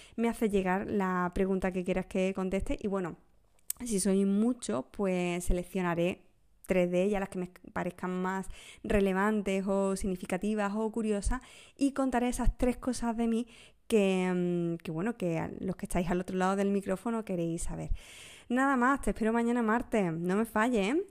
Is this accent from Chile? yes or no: no; Huelva, Andalusia, Spain; Uno de los episodios más desconocidos de mi tierra, de Huelva